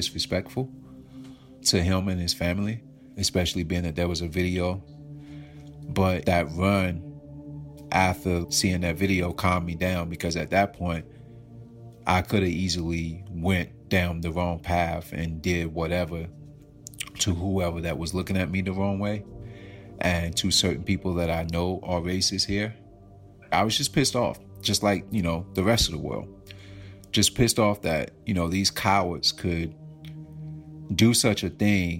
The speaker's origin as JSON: {"language": "English", "town": "Aurora", "region": "North Carolina", "country": "United States", "tie": "born or raised there", "moved": "yes", "lives_now": "New York City, United States", "said": "I'm a boy from Aurora, North Carolina, who had a dream to make it out because my town was like 500 people"}